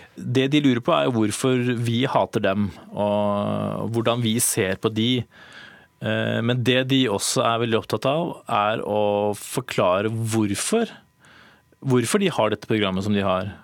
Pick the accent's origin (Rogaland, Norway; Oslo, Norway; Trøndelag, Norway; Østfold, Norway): Oslo, Norway; also born or lived in Bergen / Berlin; Jeg er eh, Oslo-gutt